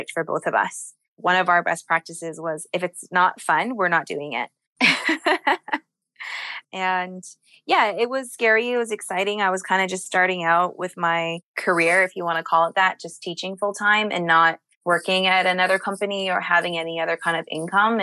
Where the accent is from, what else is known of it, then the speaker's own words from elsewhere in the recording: Toronto, Ontario, Canada; moved away as an adult; now in Hong Kong; I'm actually born and raised in Toronto